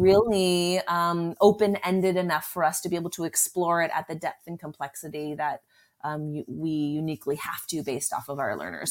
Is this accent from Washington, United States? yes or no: no; Southern California, United States; I grew up in California, Southern California